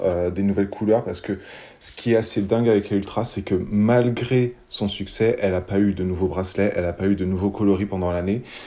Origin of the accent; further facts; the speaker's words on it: France; on est français